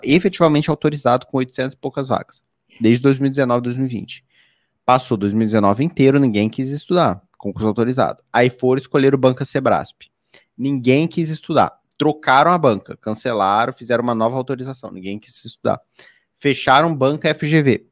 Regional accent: Rio de Janeiro, Brazil; eu sou do Rio de Janeiro

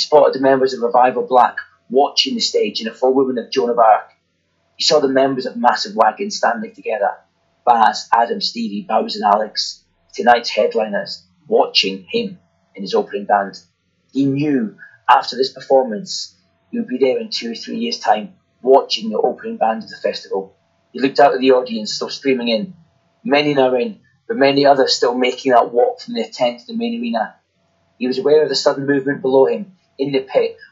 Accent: Dundee, Scotland, United Kingdom; moved away; I'm from Dundee

